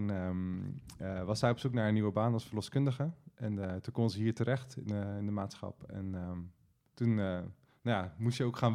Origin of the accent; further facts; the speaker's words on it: Delft, South Holland, Netherlands; Ook in Delft.